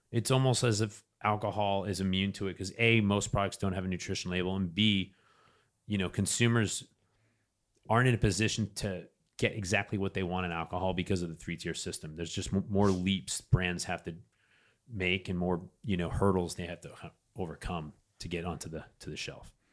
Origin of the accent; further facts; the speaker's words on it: New Hampshire, United States; I'm from New Hampshire